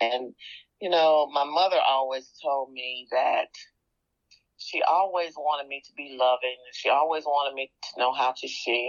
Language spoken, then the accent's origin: English; Memphis, Tennessee, United States; now in Covington, United States; So, you know, I live in Covington, Tennessee, but I was not born and raised in Covington. I was born and raised in Memphis, Tennessee.